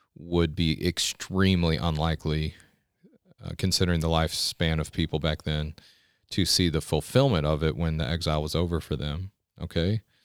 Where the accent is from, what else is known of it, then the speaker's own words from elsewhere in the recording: United States; As an American